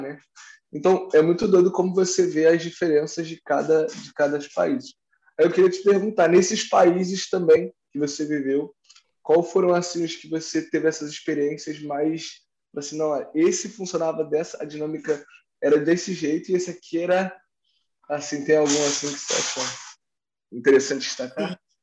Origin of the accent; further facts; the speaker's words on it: Rio de Janeiro, Brazil; moved away as an adult; also born or lived in Barcelona; now in Lisbon, Portugal; eu sou carioca também